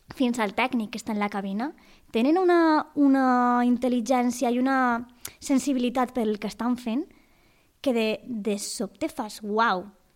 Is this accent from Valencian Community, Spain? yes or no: yes; Valencian Community, Spain; sóc Valenca de tota la vida